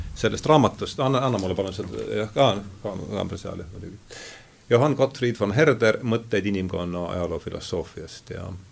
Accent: Rakvere, Lääne-Viru County, Estonia; moved away; olen pärit Rakverest

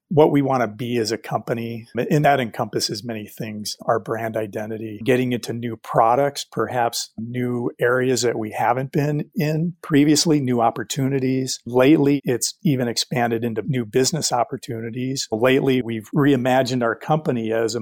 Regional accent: Detroit, Michigan, United States; being from Detroit, I grew up just outside Detroit

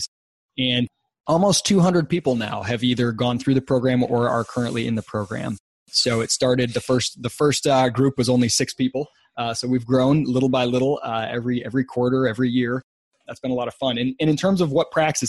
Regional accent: West Michigan, United States; I grew up in Michigan, West Michigan, about halfway between Detroit and Chicago.

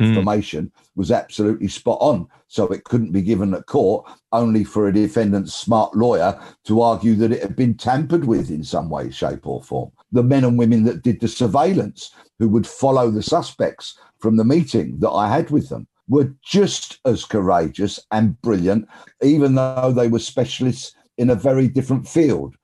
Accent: London, United Kingdom; I'm from South London

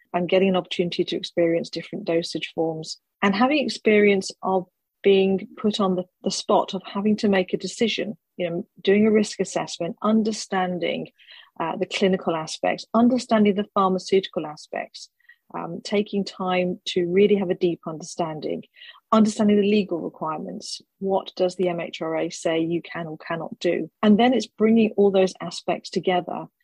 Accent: United Kingdom; being a Brit

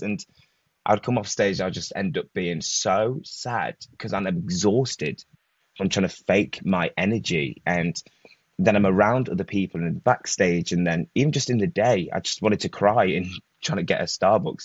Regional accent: Leicester, East Midlands, United Kingdom; From Leicester. So not London, but just a little bit out, not too far.

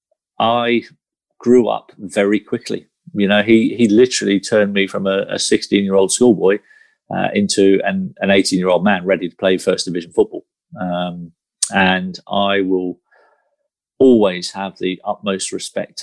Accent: Guernsey; growing up in Guernsey

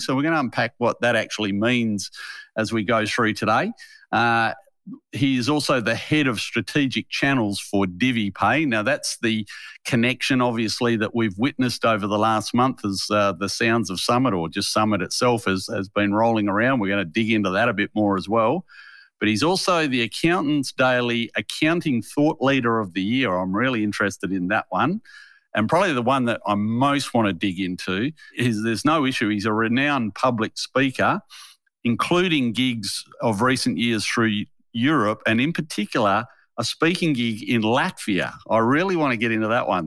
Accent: Harvey, Western Australia, Australia; moved away; I grew up in a little country town in Western Australia called Harvey

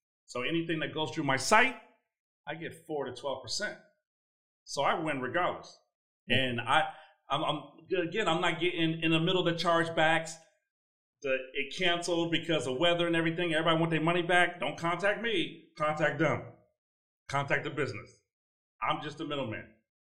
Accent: Chicago, Illinois, United States; So even though I'm in global, I'm really from Chicago.

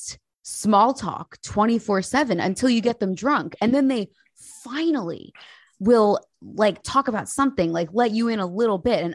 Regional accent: United States; now in United Kingdom; an American of blonde experience living in the UK

